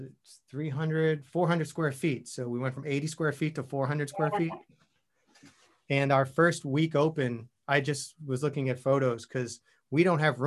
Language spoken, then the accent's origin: English; Long Island, New York, United States; moved away as an adult; also born or lived in Queens, New York / Austin; I was born in Queens, grew up on Long Island, and then ended up living all over the city.